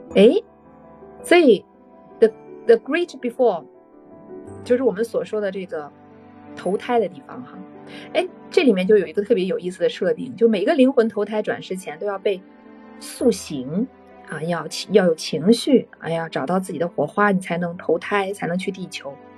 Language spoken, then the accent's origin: Chinese; China; 我们中国人